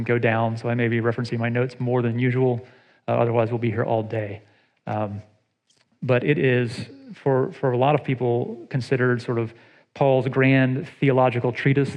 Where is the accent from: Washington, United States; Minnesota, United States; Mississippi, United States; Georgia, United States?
Georgia, United States; Atlanta; now in Ohio, United States; I grew up in Atlanta